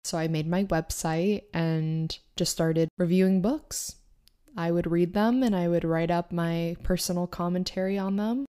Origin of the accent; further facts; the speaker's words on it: Maine, United States; moved away as an adult; also born or lived in New York / Boston; I grew up in Maine